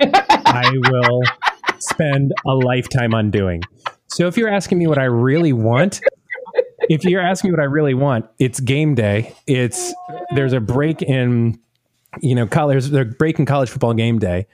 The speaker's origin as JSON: {"language": "English", "region": "the South", "country": "United States", "said": "being from the South"}